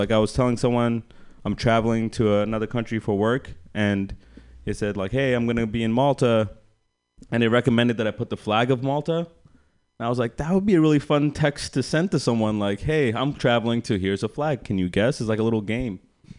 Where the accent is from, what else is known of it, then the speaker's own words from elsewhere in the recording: India; I'm Indian. My parents encouraged a lot of competition when I was younger.